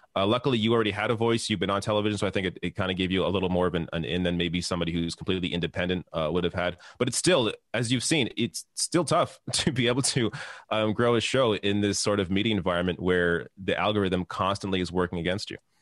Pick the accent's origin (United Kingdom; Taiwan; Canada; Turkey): Canada; I'm Canadian